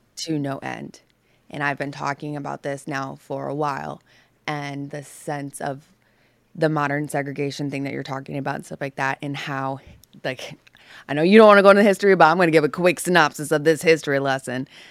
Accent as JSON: {"language": "English", "region": "the North", "country": "United States", "tie": "born or raised there", "moved": "yes", "said": "I grew up in the North"}